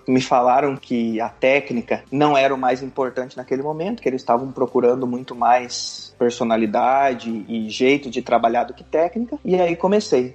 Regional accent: Curitiba, Paraná, Brazil; moved away as an adult; also born or lived in Palotina, Brazil; now in Saudi Arabia; eu sou paranaense, sou natural de Curitiba

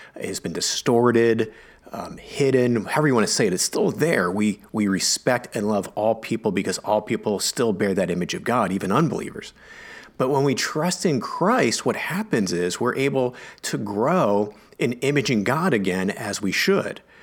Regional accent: United States; I'm an American

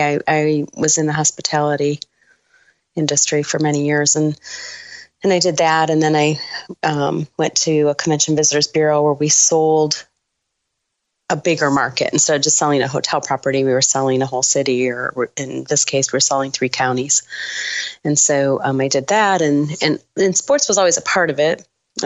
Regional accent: Sterling Heights, Michigan, United States; Sterling Heights, Michigan.

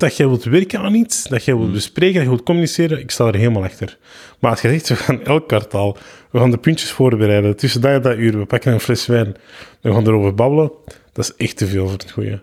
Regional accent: Antwerp, Flanders, Belgium; also born or lived in Kempen; ik ben van Antwerpen.

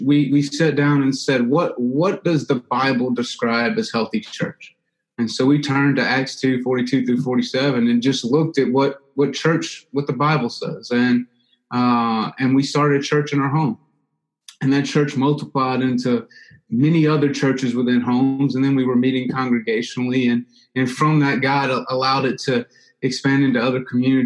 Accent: Louisiana, United States; I'm from Louisiana. I was raised in an entrepreneurial family, business family, and grew up doing business

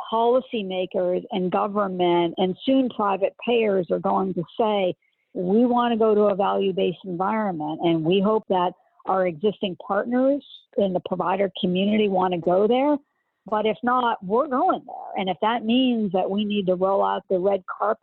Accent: Northeast, United States; I'm from the Northeast

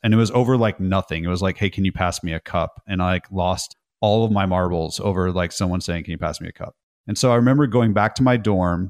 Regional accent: California, United States; So from California, I grew up in Northern California, then Southern California.

